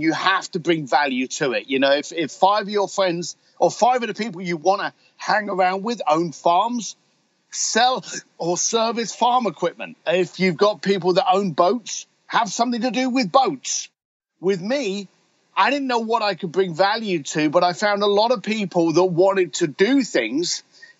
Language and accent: English; London, United Kingdom; I'm a bricklayer from London, whiskey drinking biker